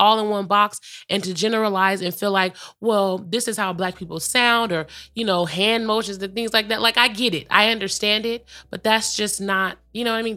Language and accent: English; California, United States; growing up in California